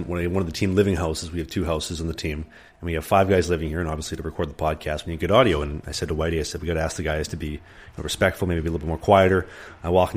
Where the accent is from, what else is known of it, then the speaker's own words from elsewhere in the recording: Winnipeg, Manitoba, Canada; I'm from Winnipeg.